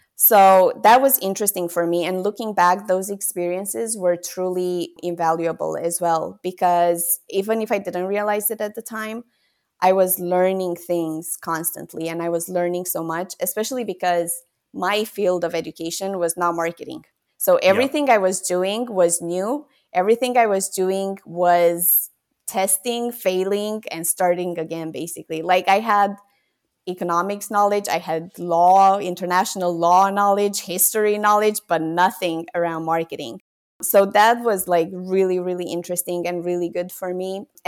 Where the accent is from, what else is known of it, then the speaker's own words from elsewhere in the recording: Romania; It's a completely different place from where I was brought up in Romania.